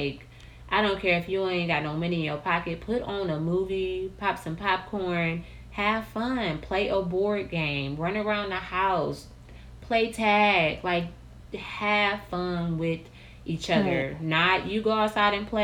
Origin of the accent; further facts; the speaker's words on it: Milwaukee, Wisconsin, United States; we're from Milwaukee, Wisconsin